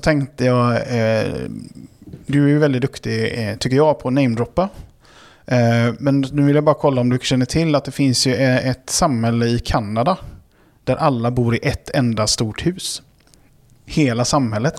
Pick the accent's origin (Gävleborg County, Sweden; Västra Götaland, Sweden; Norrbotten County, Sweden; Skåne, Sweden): Västra Götaland, Sweden; Gothenburg; accent: göteborgska; moved away as an adult; also born or lived in Karlshamn, Blekinge; now in Stockholm, Sweden; alla mina formativa år har varit i Göteborg